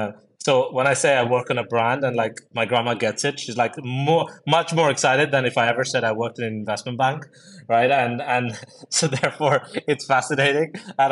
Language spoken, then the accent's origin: English; India; I grew up in India most of my life, was a bit of a, as you guys in the US call it, like an army brat. So moved around quite a lot of places and, lots of schools and all of these things.